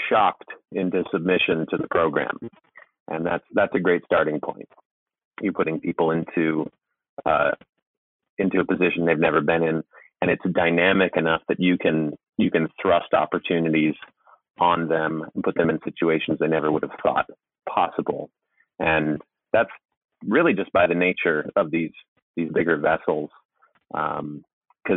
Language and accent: English; Port Townsend, Washington, United States; my hometown in Port Townsend, Washington